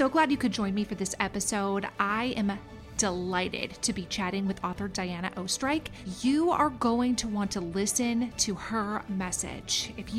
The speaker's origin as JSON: {"language": "English", "region": "Minnesota", "country": "United States", "said": "welcome to the … Says So podcast. It's always nice to chat with a fellow Minnesotan."}